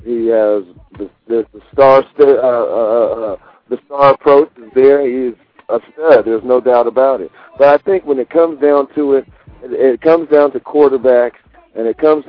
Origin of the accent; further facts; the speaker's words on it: Seattle, Washington, United States; But the biggest thing that concerned me is if I'm from Seattle, and I recognize weather, and if it snows here, I think we'll be prepared.